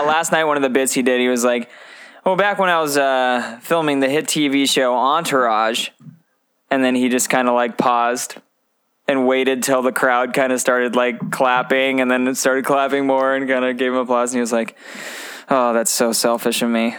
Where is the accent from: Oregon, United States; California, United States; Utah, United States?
Oregon, United States; moved away; also born or lived in Montana; we're from Oregon and then Montana